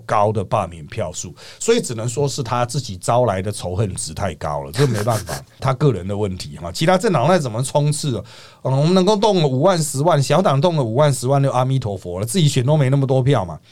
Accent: Taiwan; 我们台湾人和香港人

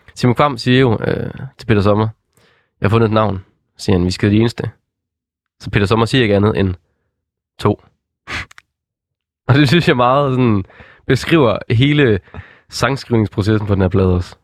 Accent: West Jutland, Denmark; jeg er jo fra Vestjylland

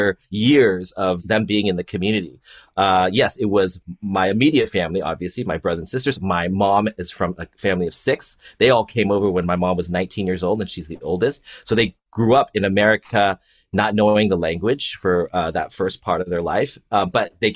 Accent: Palo Alto, California, United States; I grew up in the Bay Area in Palo Alto in the 80s before it was the Silicon Valley

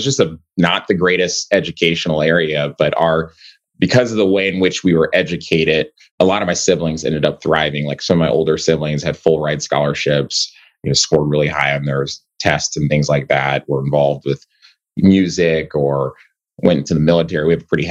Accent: Kansas City, Missouri, United States; I'm from Kansas City, Missouri, so I grew up in the inner city of Kansas City.

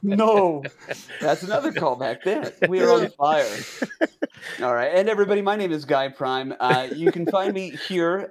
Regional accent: United States

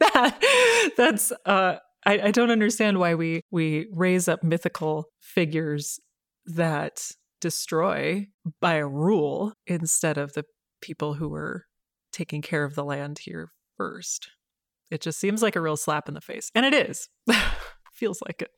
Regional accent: Minneapolis–Saint Paul, Minnesota, United States; also born or lived in Boston; I grew up in the Twin Cities

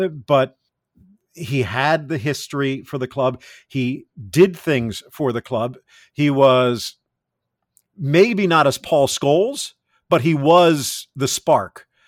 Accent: South Florida, United States; also born or lived in California; growing up in South Florida at that time

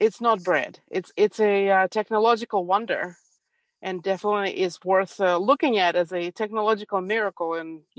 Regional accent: Ukraine; now in Prattville, United States; I was born and raised in Ukraine, in Soviet Union, actually

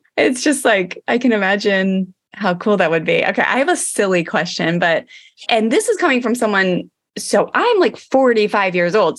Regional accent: Maryland, United States; growing up in Maryland

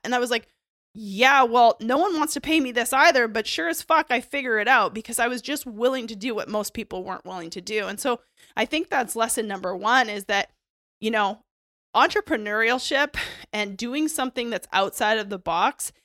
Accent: Canada; I grew up in Canada

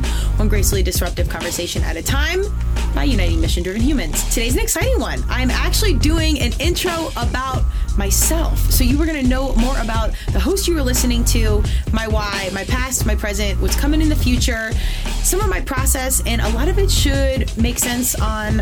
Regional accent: Colorado, United States; born out here in Colorado, born and raised. I'm definitely a Colorado kid at heart

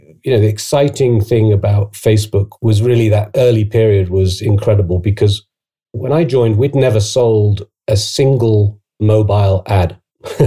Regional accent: United Kingdom; accent: British; moved away as an adult; also born or lived in Oxford / Asia; I'm British, as you can probably tell from my accent.

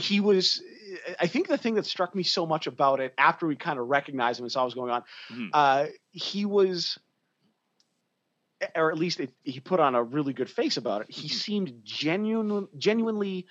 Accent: Calgary, Alberta, Canada; we're from Calgary.

